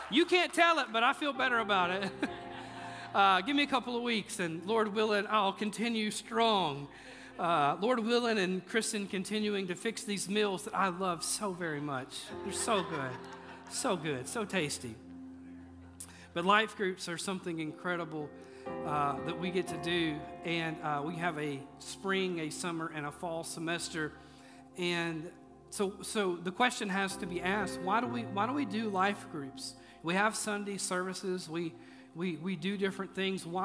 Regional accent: Mississippi, United States; now in Tennessee, United States; And, uh, you know, I'm from Mississippi, so, which, you know, people in Tennessee think they're from the South but you ain't from the South.

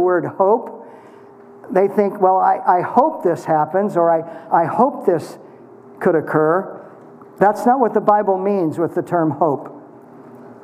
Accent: Kansas, United States; as a boy growing up in Kansas

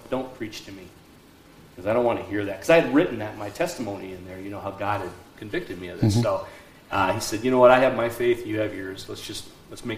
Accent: Black Hills, South Dakota, United States; moved away; I'm from the Black Hills, South Dakota

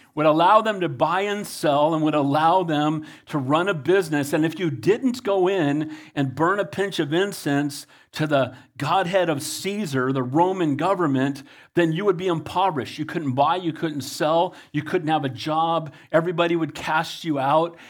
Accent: United States; I love being an American. I'm blessed to be an American

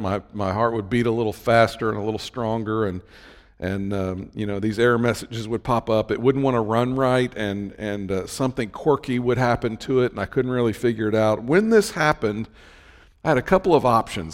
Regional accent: Cincinnati, Ohio, United States; I'm from the Cincinnati area

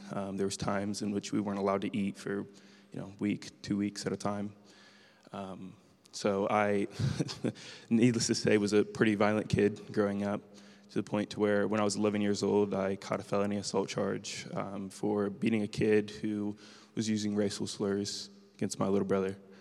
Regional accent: Marysville, Ohio, United States; I was born in Marysville Prison

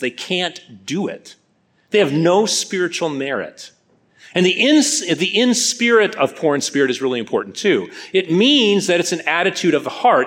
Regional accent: Midwest, United States; moved away as an adult; also born or lived in North Carolina; I'm a Midwestern boy

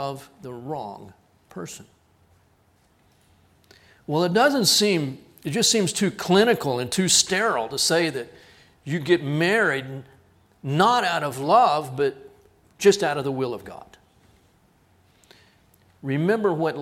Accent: Texas, United States; I'm from Texas

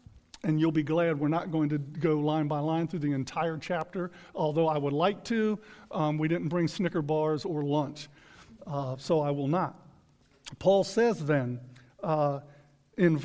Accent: United States; in our country, in the United States of America today

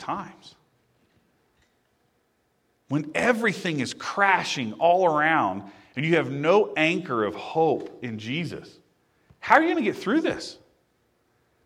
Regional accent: Indiana, United States; growing up in Indiana, there were water wheel

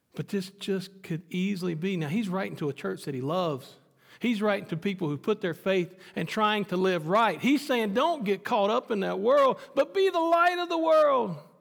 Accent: United States; Renee and I being American citizens

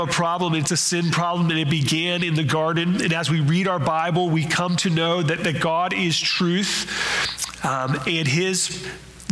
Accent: western Maryland, United States; moved away; My hometown was in Maryland.

